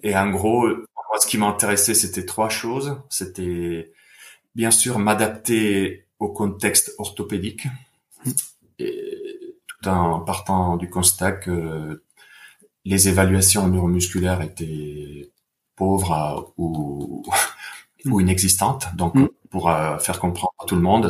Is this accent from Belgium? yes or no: no; Bergamo, Lombardy, Italy; moved away; je viens d'Italie, de Bergame